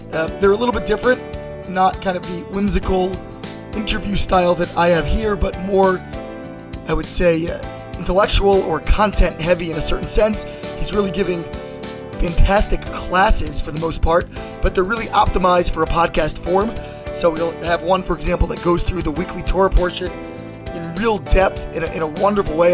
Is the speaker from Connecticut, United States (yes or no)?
no; Baltimore, Maryland, United States; also born or lived in D.C. area; now in Washington, D.C. area, United States; I grew up in Baltimore and ended up down here in the D.C. area